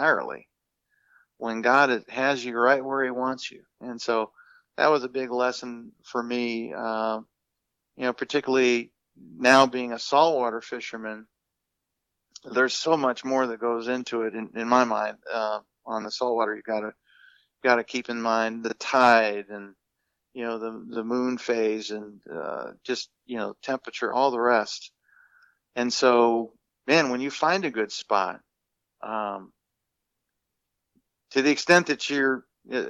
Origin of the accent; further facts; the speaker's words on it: Minnesota, United States; being a kid, you know, growing up in Minnesota